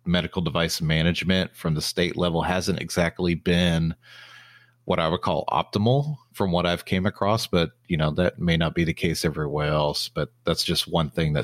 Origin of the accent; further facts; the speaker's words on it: Texas, United States; applied to about 30 different positions in the Texas area, because I'm from Texas. I wanted to stay in Texas.